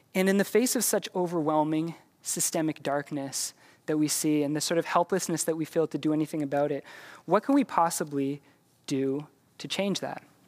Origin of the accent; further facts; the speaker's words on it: Canada; we're Canadian